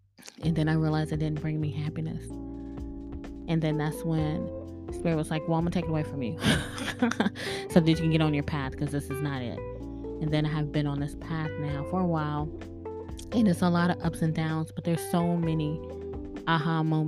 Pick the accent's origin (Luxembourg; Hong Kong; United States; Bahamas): Bahamas; Thank you so much for listening to me. I'm from the Bahamas.